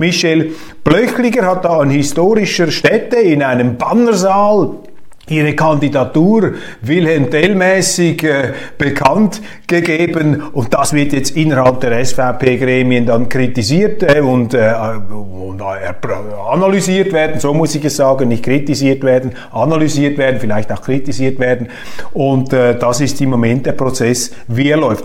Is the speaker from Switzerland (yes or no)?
yes; Switzerland